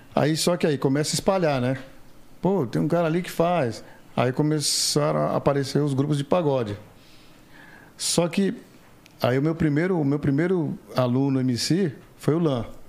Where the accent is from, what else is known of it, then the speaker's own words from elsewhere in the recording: São Paulo, Brazil; São Paulo. Graças a Deus, terra da garoa.